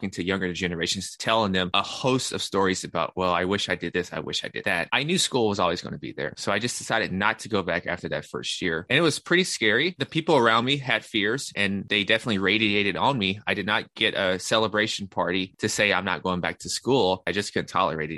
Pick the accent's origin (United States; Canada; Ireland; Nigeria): United States; Nashville, Tennessee; also born or lived in New York; I'm from Nashville, Tennessee. That's where I'm currently located.